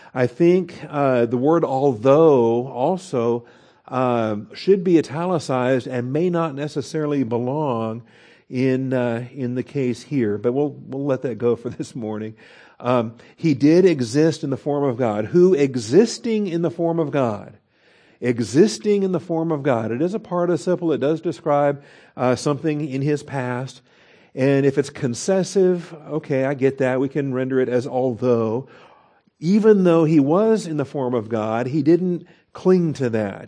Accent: Washington, United States; I grew up in Washington State. We're very fond of our apples.

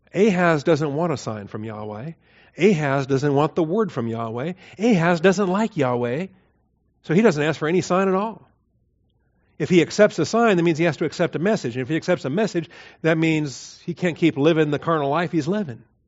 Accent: Washington, United States; I grew up in Washington State.

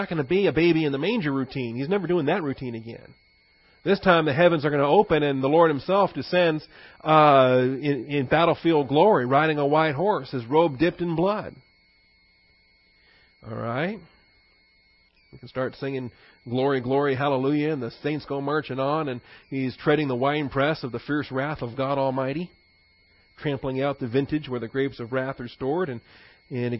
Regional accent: Washington, United States; I grew up in Washington State

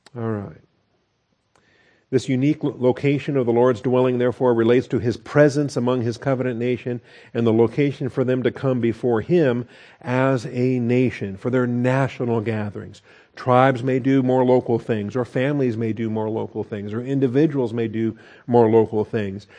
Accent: the Northwest, Pacific Northwest, United States; I grew up in the Northwest and we had totem poles in different places

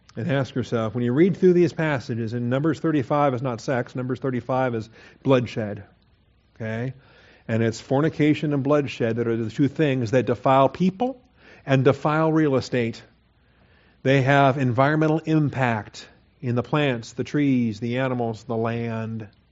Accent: Washington, United States; I grew up in Washington

